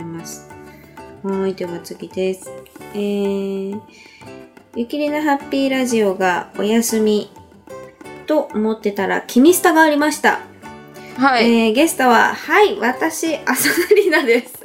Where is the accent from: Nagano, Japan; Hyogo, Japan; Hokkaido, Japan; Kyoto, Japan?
Nagano, Japan; 私の実家、長野県の場所ですけど